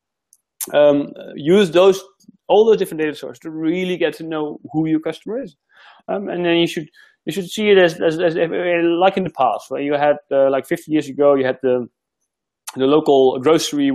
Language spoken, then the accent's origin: English; Netherlands; moved away as an adult; now in Australia; I've been living here for a year now, so I'm still figuring it out, because I'm originally from the Netherlands.